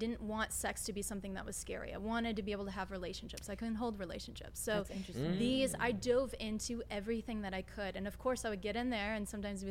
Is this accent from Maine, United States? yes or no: no; St. Louis, Missouri, United States; moved away as an adult; now in Los Angeles, United States; I'm from St. Louis. And it wasn't until I moved to LA 14 years ago